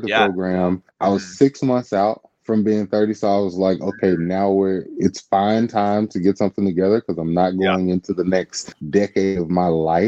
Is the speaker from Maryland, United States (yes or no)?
no; Wynne, Arkansas, United States; moved away; I'm from Wynn, Arkansas, originally